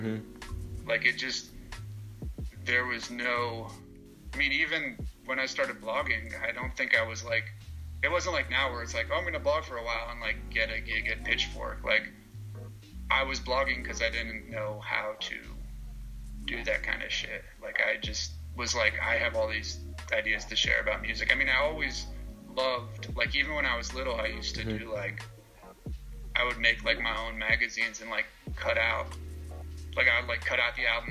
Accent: central New Jersey, United States; I grew up in central New Jersey, which is a great place

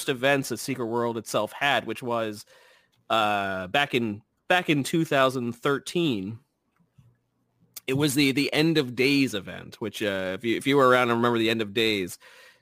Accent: New Jersey, United States; accent: Jersey; My Jersey accent kicking

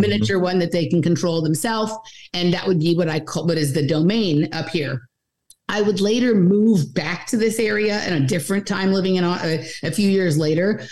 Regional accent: Los Angeles, California, United States; now in Austin, United States; I'm born and raised in Los Angeles

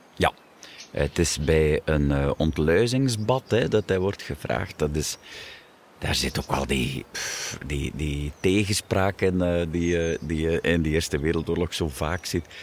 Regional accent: Wervik, Flanders, Belgium; We zijn een deelgemeente van Wervik.

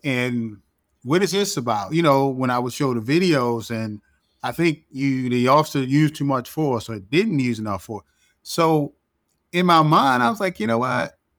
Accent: Baltimore, Maryland, United States; moved away as an adult; also born or lived in Washington, D.C.; I'm from Baltimore, born and raised

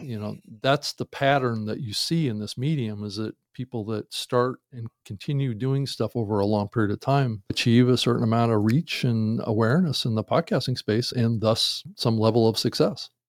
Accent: Seattle, Washington, United States; moved away; I'm actually from Seattle originally

